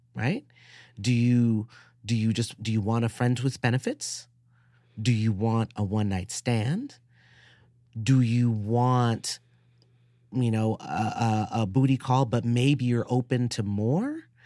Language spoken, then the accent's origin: English; New York City, New York, United States; I was a, a nerdy, scrawny kid growing up in the South Bronx